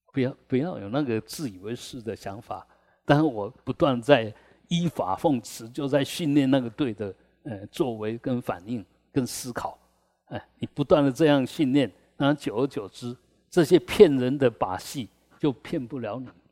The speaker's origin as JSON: {"language": "Chinese", "country": "Taiwan", "said": "我们台湾人"}